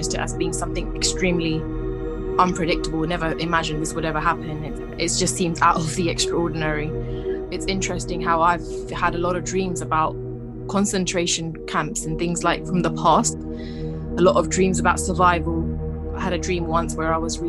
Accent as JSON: {"language": "English", "region": "London", "country": "United Kingdom", "tie": "born or raised there", "said": "I was born in London, been living here pretty much all my life"}